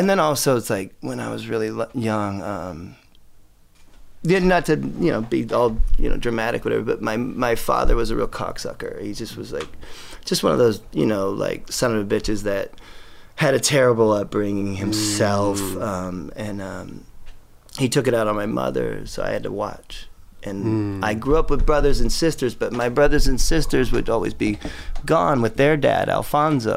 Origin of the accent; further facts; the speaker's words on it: Huntington Beach, California, United States; I was born in Huntington Beach, and I had a very strange childhood